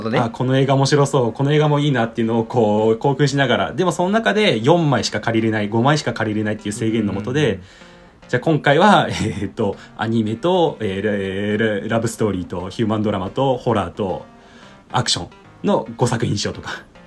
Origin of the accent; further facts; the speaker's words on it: Hiroshima, Japan; moved away as an adult; now in Tokyo, Japan; 地元広島だったんで東京に上京してで